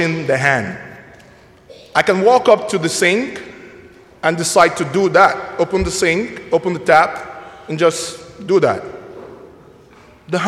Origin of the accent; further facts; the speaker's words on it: Nigeria; now in Mundelein, United States; I'm originally from Nigeria